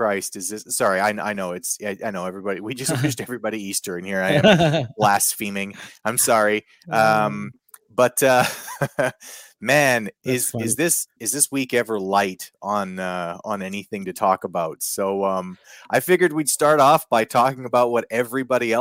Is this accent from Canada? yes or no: yes; Canada; I'm Canadian